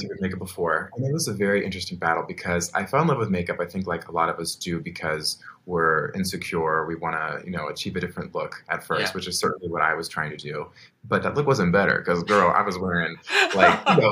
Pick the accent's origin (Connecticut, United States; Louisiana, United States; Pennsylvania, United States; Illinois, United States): Pennsylvania, United States; Lancaster; I grew up where I'm still currently living, which is Lancaster, Pennsylvania